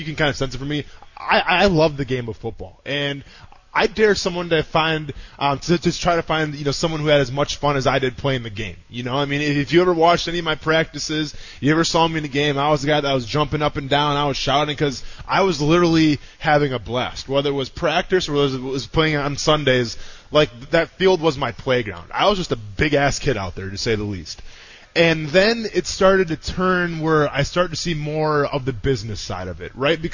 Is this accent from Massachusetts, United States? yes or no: no; Wisconsin, United States; We're both from Wisconsin